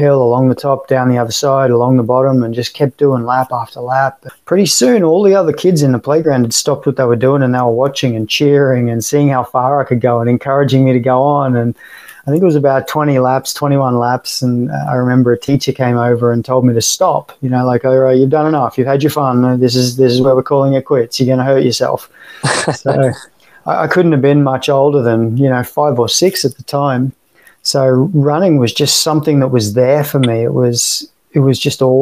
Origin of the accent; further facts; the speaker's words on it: Sunshine Coast, Queensland, Australia; also born or lived in Sydney / Florida; now in Tampa, United States; I'm obviously Australian by birth, born and raised in, born in Sydney and raised on the Sunshine Coast